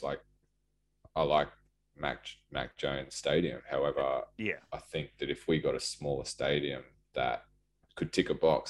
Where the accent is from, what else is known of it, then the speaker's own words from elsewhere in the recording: Cronulla, New South Wales, Australia; now in Newcastle, Australia; I live here now. I'm from Cronulla, but I consider this my home, obviously. My family's here.